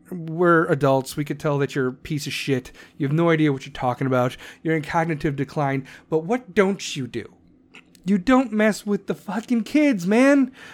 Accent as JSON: {"language": "English", "town": "Chicago", "region": "Illinois", "country": "United States", "accent": "Chicago", "said": "I'm from Chicago"}